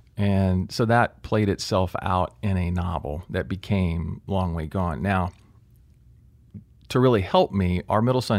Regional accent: Jacksonville, Florida, United States; I grew up in Jacksonville.

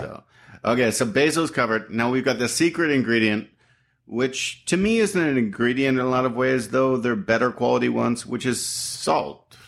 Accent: Canada; now in United States; I'm from Canada, so I've been here twenty-four years now

